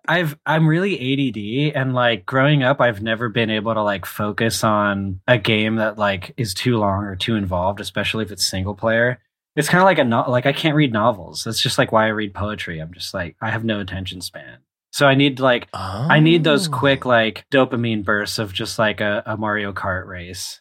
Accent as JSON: {"language": "English", "town": "Charlotte", "region": "North Carolina", "country": "United States", "tie": "born or raised there", "said": "I grew up in Charlotte, North Carolina"}